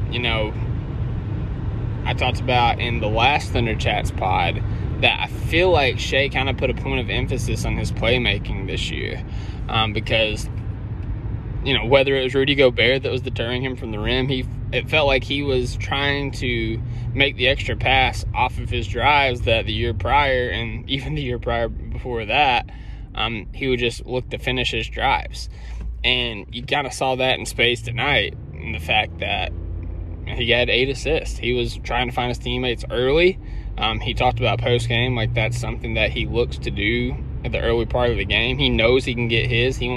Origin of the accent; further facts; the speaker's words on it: Australia; I'm from I'm from Aussie. I, I can't say Aussie. I saw on Twitter that's a thing. I'm I'm an Aussie from Australia.